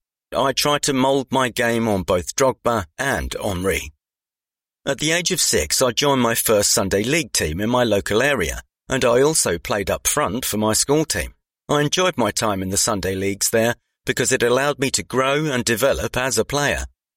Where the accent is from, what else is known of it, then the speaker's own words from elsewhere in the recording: Waltham Abbey, East of England, United Kingdom; I grew up in the Waltham Abbey area near Enfield, and when I was younger, I'd constantly pester my dad to take me to the park to play football and practice.